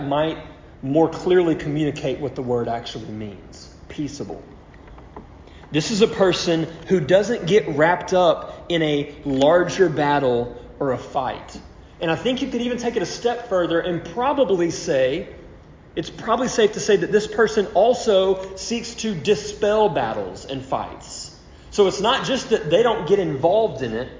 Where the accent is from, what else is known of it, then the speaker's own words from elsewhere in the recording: Louisiana, United States; moved away as an adult; now in Cyprus; I'm from Louisiana, you know, so of course, me growing up, my experience is my dad every year rooting for the Saints